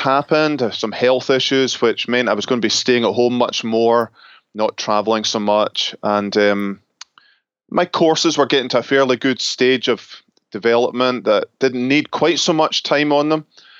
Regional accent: Scotland, United Kingdom; moved away as an adult; also born or lived in Northwest Highlands; now in Grand Rapids, United States; originally from Scotland, where I was born and brought up

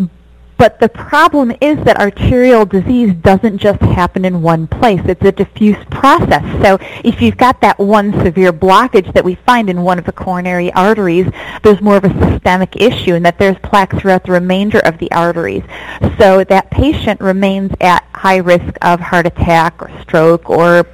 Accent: Michigan, United States; moved away as an adult; also born or lived in upstate New York / Detroit / Rochester; now in Los Angeles, United States; I grew up in Michigan

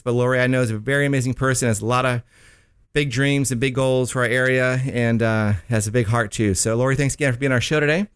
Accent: Miami, Florida, United States; I am from Miami

